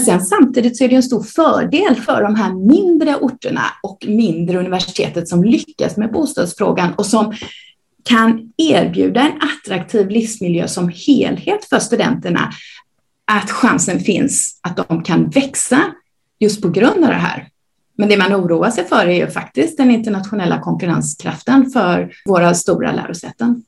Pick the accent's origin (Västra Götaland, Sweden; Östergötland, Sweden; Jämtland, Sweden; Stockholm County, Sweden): Västra Götaland, Sweden; Gothenburg; Jag är uppvuxen i Göteborg, som kanske hörs